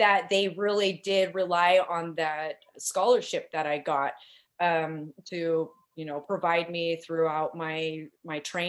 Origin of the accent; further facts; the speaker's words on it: Portland, Oregon, United States; I was born and raised here in Portland, Oregon, but my people, they come from Washke, Utah